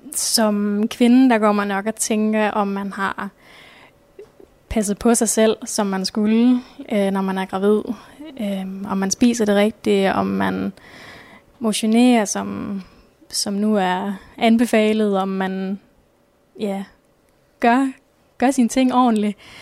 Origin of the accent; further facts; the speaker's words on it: Nørre Omme / near Ringkøbing Fjord, Central Denmark Region, Denmark; moved away as an adult; now in Skjern, Denmark; Jeg kommer oprindeligt fra Nørreborg, som ligger ved, ved Ringkøbing Fjord